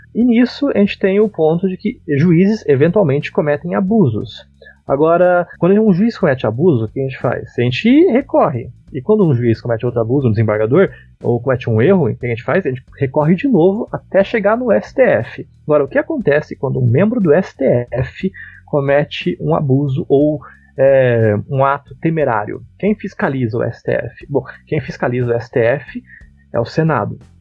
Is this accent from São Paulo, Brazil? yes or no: no; Araucária, Paraná, Brazil; Eu sou um humilde paranaense. Por acaso é araucariense, né? Porque eu sou da região metropolitana de Curitiba.